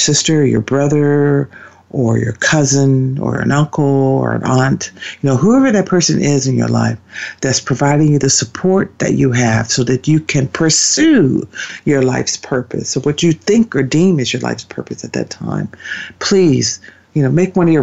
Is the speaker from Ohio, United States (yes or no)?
yes; Ohio, United States; where I grew up in Ohio